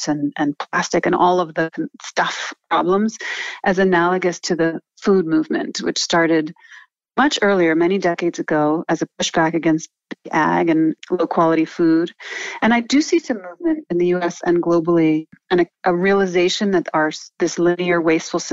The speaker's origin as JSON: {"language": "English", "region": "New York", "country": "United States", "tie": "born or raised there", "said": "So I grew up in New York, but as I said, my mother's French, so we went to France every summer"}